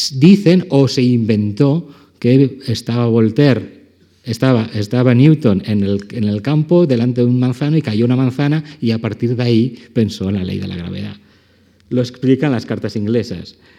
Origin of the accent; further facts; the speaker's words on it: Valencian Community, Spain; como valenciano